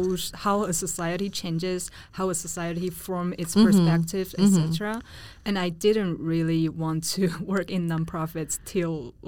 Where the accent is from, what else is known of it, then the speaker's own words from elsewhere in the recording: Taiwan; as a girl growing up in Taiwan